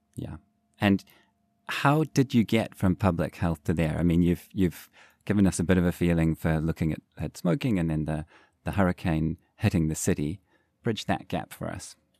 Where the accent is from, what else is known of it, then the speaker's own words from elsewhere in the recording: New Zealand; growing up in New Zealand